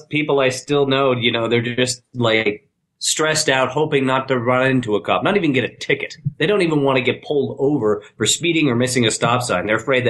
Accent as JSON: {"language": "English", "town": "Montreal", "region": "Quebec", "country": "Canada", "said": "because I'm originally from Quebec, Montreal"}